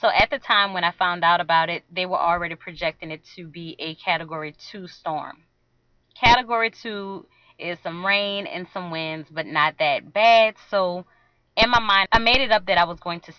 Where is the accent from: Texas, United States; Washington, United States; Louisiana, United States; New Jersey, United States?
Louisiana, United States; outskirts of New Orleans; I am from Louisiana. I'm from a place that's on the outskirts of New Orleans